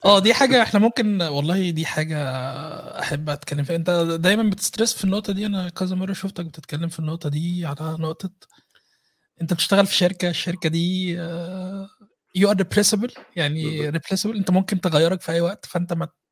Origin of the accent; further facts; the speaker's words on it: Egypt; now in Vienna, Austria; احنا كمصريين